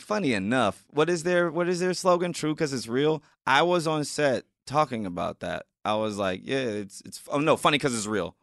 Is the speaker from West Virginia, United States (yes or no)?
no; South Bend, Indiana, United States; now in Los Angeles, United States; being from Indiana and South Bend, being one of the few to make it out of there, I'm getting love back in my hometown